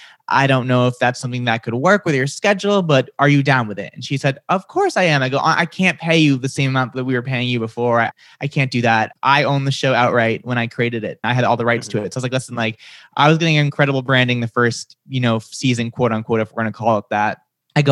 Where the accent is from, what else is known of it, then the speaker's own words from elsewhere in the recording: Massachusetts, United States; accent: Boston; So I grew up outside of Boston. Sometimes my accent comes out. Sometimes it doesn't. It really depends on my mood. If I get really excited, you'll hear the Boston come out.